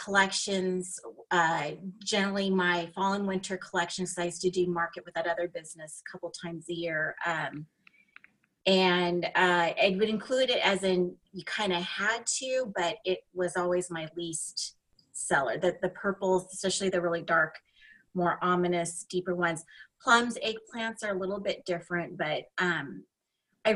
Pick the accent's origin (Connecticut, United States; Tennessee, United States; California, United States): California, United States; Los Angeles; So I live in Southern California, and I'm from the beaches of LA. So very iconic beaches. A lot of movies and TV shows are filmed in my hometown